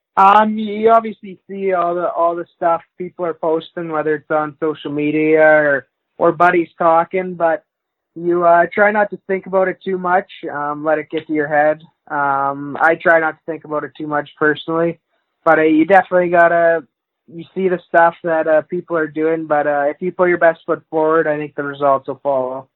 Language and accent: English; Wainwright, Alberta, Canada; I grew up in a small town, uh, Wainwright, Alberta